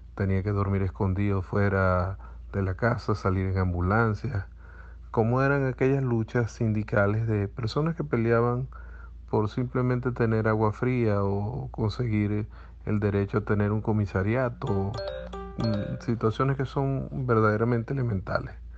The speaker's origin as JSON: {"language": "Spanish", "region": "Zulia", "country": "Venezuela", "tie": "born or raised there", "said": "el producto de un hogar zuliano"}